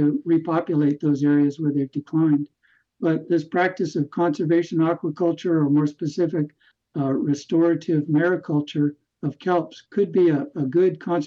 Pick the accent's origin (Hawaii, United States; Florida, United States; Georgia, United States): Hawaii, United States; moved away; also born or lived in California; I grew up in California and as a child moved to Hawaii. And so I grew up really in these beautiful places